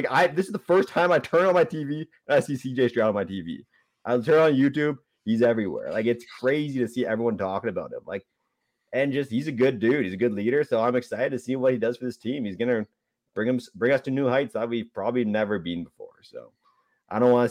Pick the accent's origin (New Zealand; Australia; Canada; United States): Canada; as a Canadian